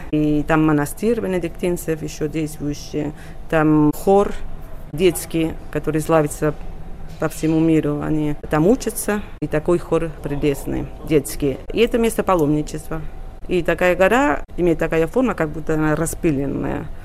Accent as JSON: {"language": "Russian", "town": "Sabadell", "region": "Catalonia", "country": "Spain", "tie": "born or raised there", "said": "родилась в городе Сабадель. Находится Сабадель 23 километра от Барселоны, то есть недалеко от Барселоны. И я детство провела в Сабаделе, и уже подростком стала приезжать очень часто все выходные практически в Барселону"}